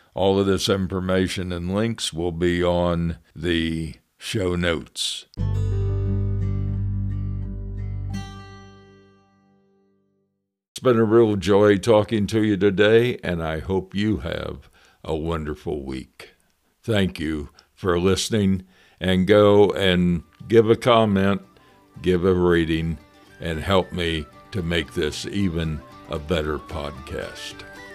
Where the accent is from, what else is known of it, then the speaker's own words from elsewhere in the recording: United States; moved away as an adult; now in Canada; I'm an American to begin with, been in Canada twenty-one years